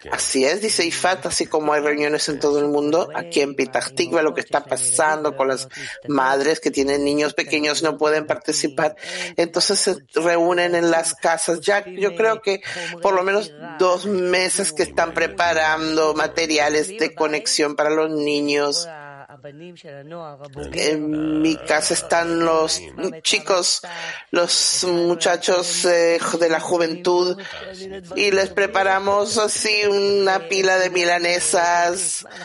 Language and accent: Spanish; California, United States; now in United Kingdom; Yo vivo en Inglaterra, soy de California